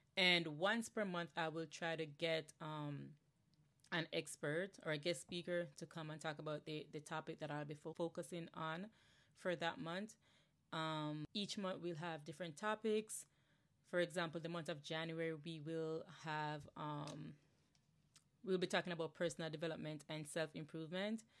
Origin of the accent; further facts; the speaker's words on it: Jamaica; moved away as an adult; now in New Jersey, United States; I'm originally from Jamaica, born and raised, okay, Yardi, straight up Yardi